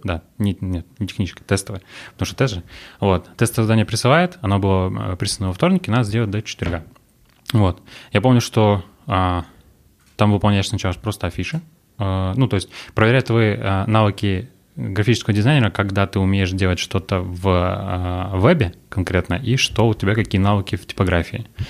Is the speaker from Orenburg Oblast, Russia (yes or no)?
yes; Orenburg, Orenburg Oblast, Russia; now in Yekaterinburg, Russia; Я родился в Оренбурге